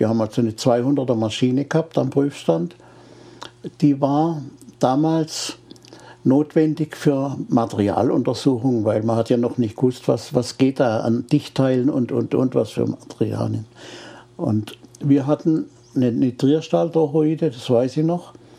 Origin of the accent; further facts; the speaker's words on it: Freiburg, Baden-Württemberg, Germany; ich komme ja aus Freiburg.